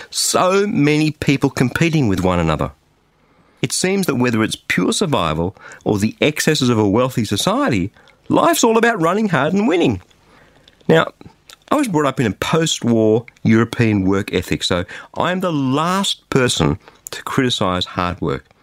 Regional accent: Australia; an Australian

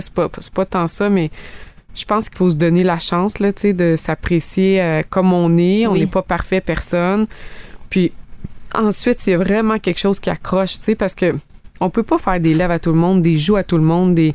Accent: Abitibi, Quebec, Canada; moved away as an adult; now in Estrie, Canada; je viens de l'Abitibi.

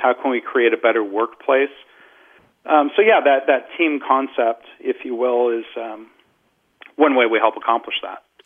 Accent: Detroit, Michigan, United States; I grew up in the Detroit area.

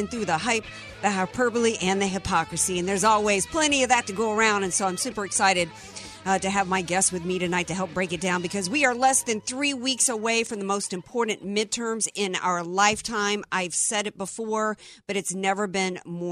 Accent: the South, United States; I grew up in the South

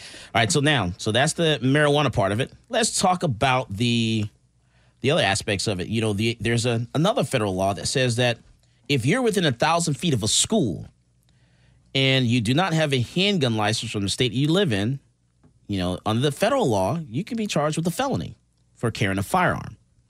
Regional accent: Missouri, United States; Let's read it to me. I'm from Missouri.

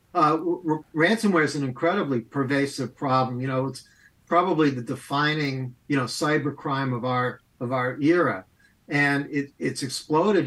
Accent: Amherst, Massachusetts, United States; also born or lived in Boston; I grew up in Amherst, Massachusetts

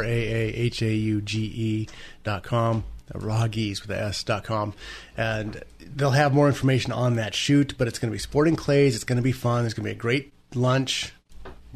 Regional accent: California, United States; We being American citizens, California citizens in particular

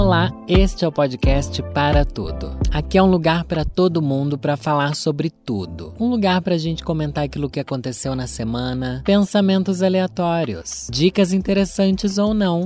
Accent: Brazil; sendo brasileiro

